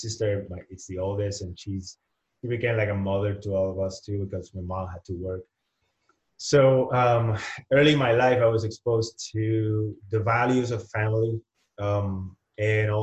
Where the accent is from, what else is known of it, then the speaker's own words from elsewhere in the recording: Humacao, Puerto Rico; first language Spanish; English is a second language; moved away as an adult; also born or lived in San Juan, Puerto Rico; now in Arizona, United States; I'm born and raised in Puerto Rico